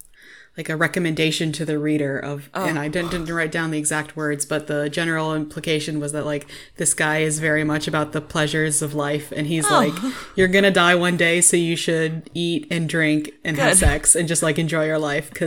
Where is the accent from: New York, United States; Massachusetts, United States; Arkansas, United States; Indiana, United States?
Indiana, United States; Indianapolis; Anyway, that's just a personal fun thing for us because we're from Indianapolis and it's weird.